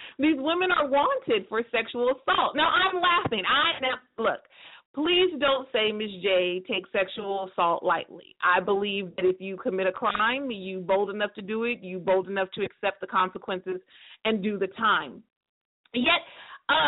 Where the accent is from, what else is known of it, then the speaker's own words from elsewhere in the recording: United States; I can only speak for America because I'm American